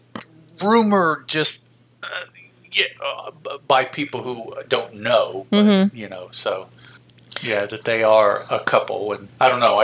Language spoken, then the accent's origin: English; United States; Being American